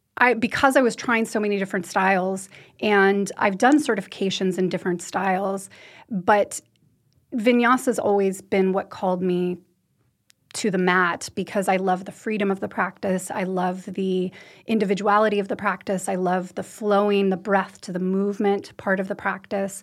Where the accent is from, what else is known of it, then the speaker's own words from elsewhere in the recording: United States; also born or lived in Western U.S. ski towns; now in Norway; I'm American. I, I grew up in the U.S.